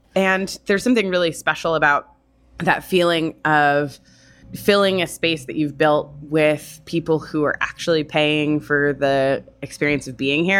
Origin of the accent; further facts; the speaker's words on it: Florida, United States; also born or lived in California / New York; now in San Francisco, United States; I grew up in Florida.